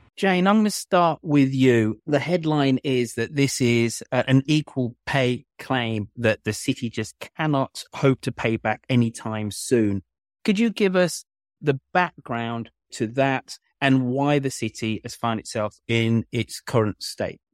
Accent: Birmingham, West Midlands, United Kingdom; now in Burlington, Canada; my hometown, Birmingham

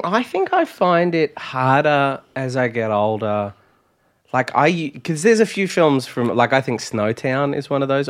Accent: near Traralgon, Victoria, Australia; when the Subway opened in my hometown

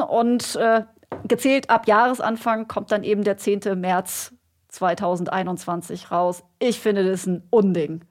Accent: Germany; hier bei uns in Deutschland

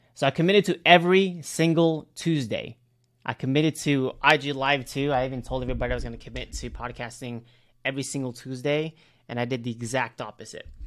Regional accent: Cebu, Central Visayas, Philippines; I'm from Cebu

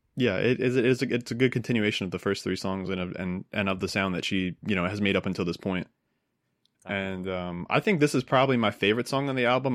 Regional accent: New Jersey, United States; I grew up in New Jersey

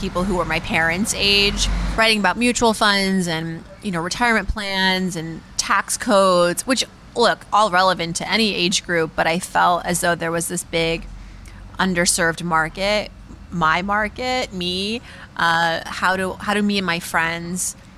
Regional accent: Shiraz, Fars, Iran; now in Brooklyn, United States; my parents' Iranian restaurant growing up in Shiraz

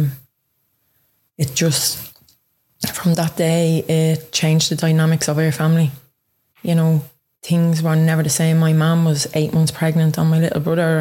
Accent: Dublin, Leinster, Ireland; now in Ballyfermot, Ireland; I'm originally from Ringsend and I live in Ballyfermot now, nearly the last 4 years.

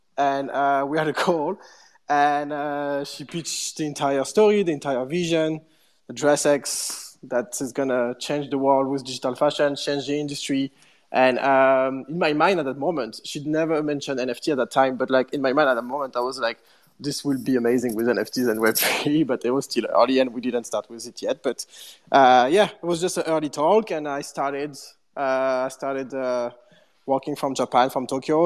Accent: Paris, Île-de-France, France; moved away as an adult; also born or lived in London; I'm from Paris, but uh, I just moved

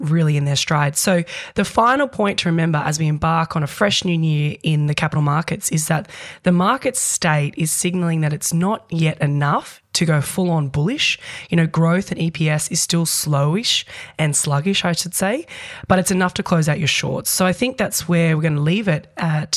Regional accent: New Zealand; now in Australia; I'm a Kiwi born and bred there.

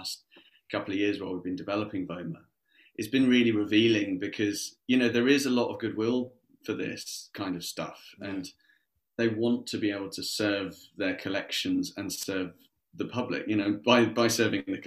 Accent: Surrey, South East England, United Kingdom; I grew up in Surrey. I was lucky enough, you know, I was like 20 minutes outside of London.

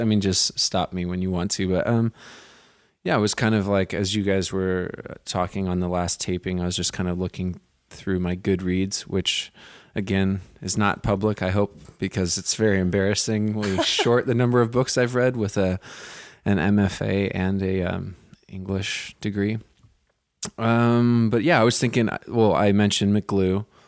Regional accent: Santa Cruz, California, United States; moved away as an adult; now in New York, United States; I grew up in Santa Cruz

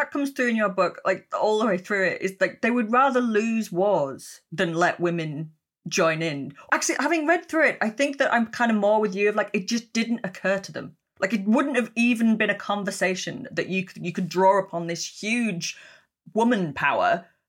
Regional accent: Yorkshire and the Humber, United Kingdom; I mean, I'm from Yorkshire, so I know only too well that women can get into conflict and are pretty damn lethal when they do.

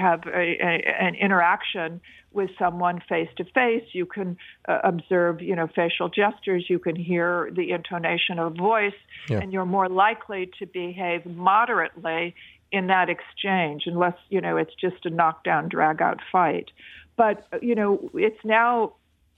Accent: United States; also born or lived in China; as an American

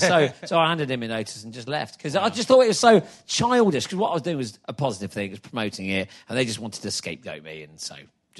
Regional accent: Exeter, South West England, United Kingdom; also born or lived in Taunton; So I'm Exeter.

